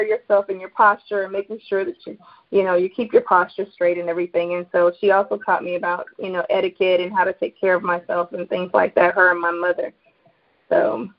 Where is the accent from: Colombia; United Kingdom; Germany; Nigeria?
Germany; also born or lived in Charlotte, North Carolina, United States; I am originally from Charlotte, North Carolina. My father was in the military, in the Army, so I grew up overseas, mainly in Germany.